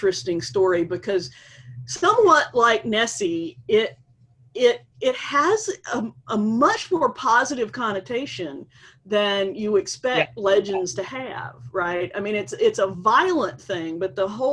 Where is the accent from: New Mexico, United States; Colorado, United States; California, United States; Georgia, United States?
Georgia, United States; Atlanta; I grew up in Atlanta